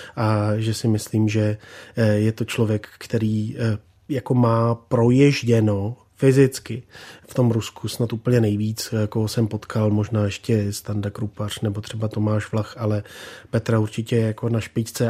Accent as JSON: {"language": "Czech", "country": "Czechia", "said": "my jsme taky Češi"}